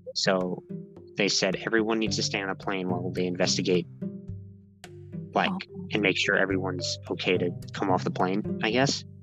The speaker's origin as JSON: {"language": "English", "country": "United States", "also_born_or_lived": "New York", "moved": "as an adult", "lives_now": "Japan", "said": "I'm American"}